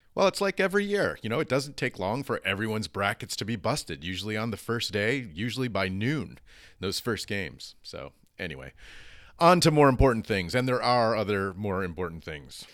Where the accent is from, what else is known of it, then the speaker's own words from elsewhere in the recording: United States; as an American